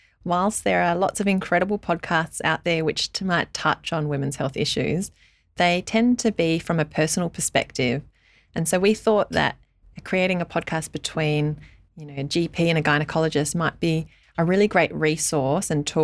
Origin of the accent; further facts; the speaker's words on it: South Australia, Australia; also born or lived in Sydney / Victoria; I was from South Australia, born and bred